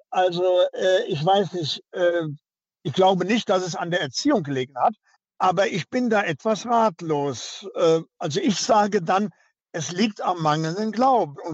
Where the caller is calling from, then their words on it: Cologne, North Rhine-Westphalia, Germany; Ich komme auch aus Köln.